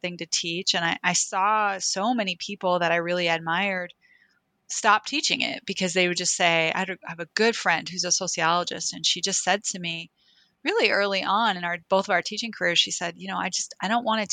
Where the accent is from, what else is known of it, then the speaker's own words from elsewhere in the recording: Oklahoma City, Oklahoma, United States; growing up in Oklahoma City